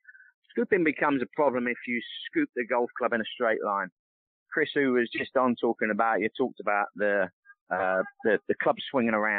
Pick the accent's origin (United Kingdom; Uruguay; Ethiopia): United Kingdom; England; now in United States; growing up in England